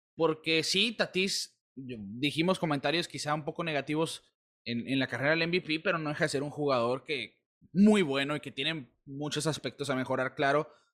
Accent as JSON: {"language": "Spanish", "country": "Mexico", "said": "de nuestra sangre, la mexicana"}